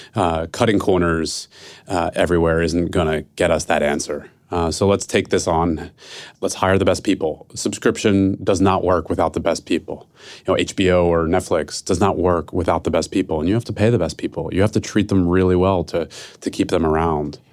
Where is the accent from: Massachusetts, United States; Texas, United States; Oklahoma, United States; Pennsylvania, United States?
Pennsylvania, United States; Philadelphia; now in San Francisco, United States; I'm from Philadelphia, who, and I live in San Francisco.